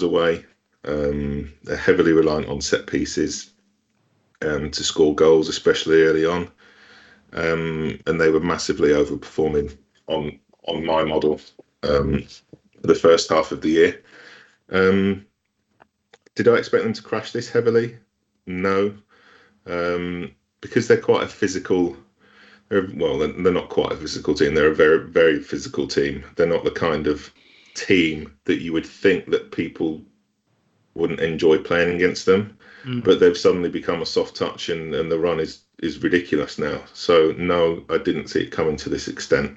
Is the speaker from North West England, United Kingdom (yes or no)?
yes; Bolton, North West England, United Kingdom; Bolton is my hometown team